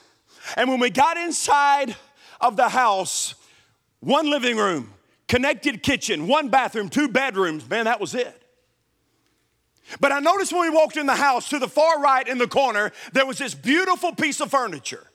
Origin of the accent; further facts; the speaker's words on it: Milan, Tennessee, United States; born or raised there; also born or lived in Nashville, Tennessee